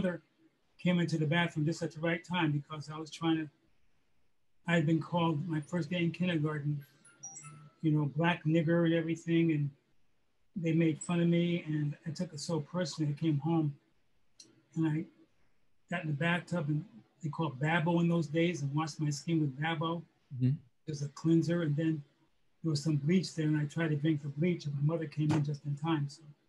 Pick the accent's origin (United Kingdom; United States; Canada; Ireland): United States; Poughkeepsie, New York; Poughkeepsie, New York is right between Albany and New York City on the Hudson River.